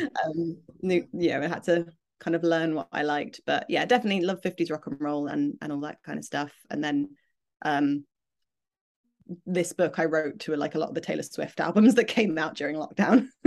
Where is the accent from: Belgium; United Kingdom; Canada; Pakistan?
United Kingdom